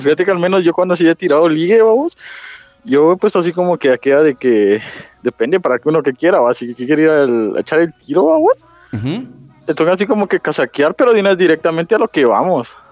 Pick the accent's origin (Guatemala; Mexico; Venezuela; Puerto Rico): Guatemala; Chimaltenango; yo soy de Chimal